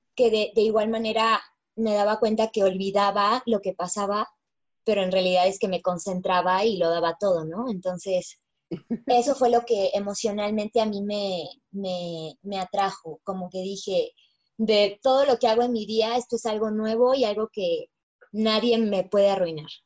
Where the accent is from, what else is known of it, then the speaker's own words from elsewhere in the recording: Mexico; mi sueño como mexicana bailarina